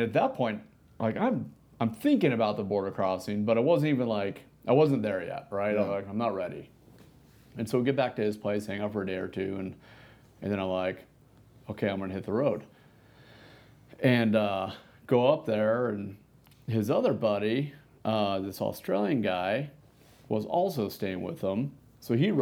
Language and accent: English; United States; as an American